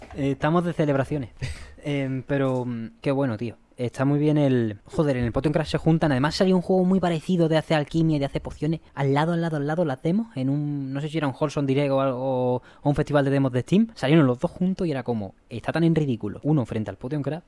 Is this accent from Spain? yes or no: yes; Seville, Andalusia, Spain; somos del barrio de Sevilla